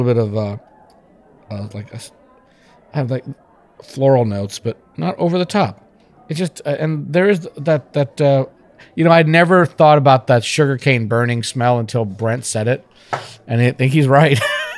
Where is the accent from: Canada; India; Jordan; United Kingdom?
India; moved away; I'm from India